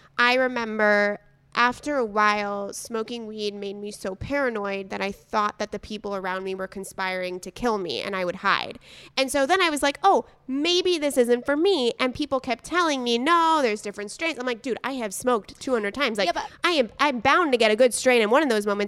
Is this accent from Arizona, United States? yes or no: no; San Diego, California, United States; we grew up in San Diego together